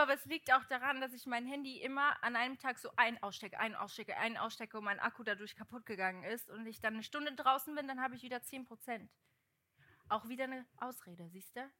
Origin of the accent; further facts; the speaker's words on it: Portugal; moved away; ich bin ja in Portugal aufgewachsen